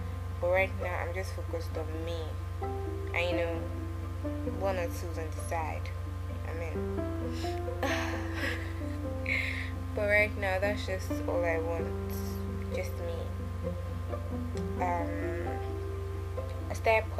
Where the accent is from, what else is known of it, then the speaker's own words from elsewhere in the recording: Ondo, Nigeria; I'm from Ondo State. I'm a Yoruba girl.